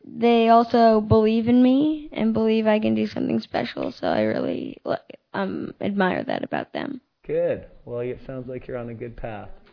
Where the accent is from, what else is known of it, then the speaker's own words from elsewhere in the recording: Canada; I'm from Canada